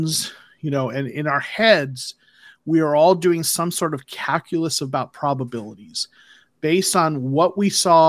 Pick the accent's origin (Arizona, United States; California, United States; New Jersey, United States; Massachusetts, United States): Arizona, United States; moved away as an adult; now in Georgia, United States; I was born in Arizona, but my career has taken me to Georgia